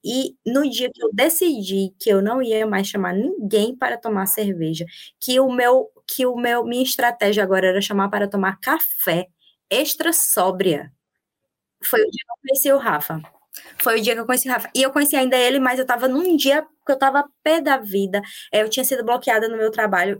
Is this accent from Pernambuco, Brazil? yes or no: no; Campina Grande, Paraíba, Brazil; moved away as an adult; also born or lived in São Paulo / Bahia / Australia; sou paraibana, da cidade de Campina Grande